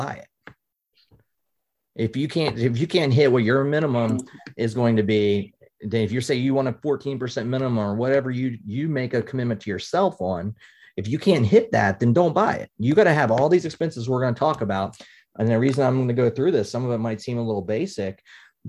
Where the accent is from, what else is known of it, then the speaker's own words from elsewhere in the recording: West Virginia, United States; now in Pennsylvania, United States; I'm originally from West Virginia